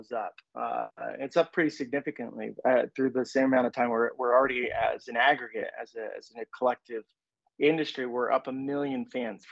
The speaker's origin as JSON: {"language": "English", "region": "Southern California", "country": "United States", "tie": "born or raised there", "said": "I grew up in Southern California"}